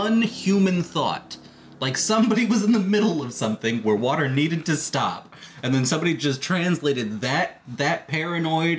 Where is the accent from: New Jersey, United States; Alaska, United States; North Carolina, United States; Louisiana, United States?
Alaska, United States; moved away; I grew up in Alaska.